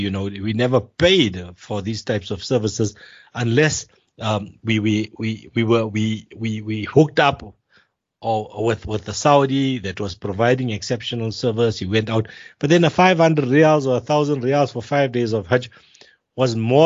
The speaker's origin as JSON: {"language": "English", "country": "South Africa", "said": "the South Africans are treated as if we are Indian citizens"}